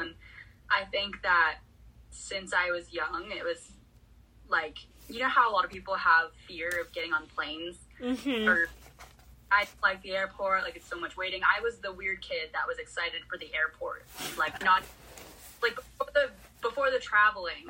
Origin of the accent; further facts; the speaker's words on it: California, United States; I'm a girl who's born and raised in California